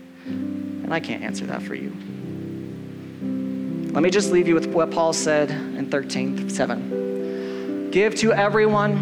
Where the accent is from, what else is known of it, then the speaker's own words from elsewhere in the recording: United States; As an American guy, like, I was taught growing up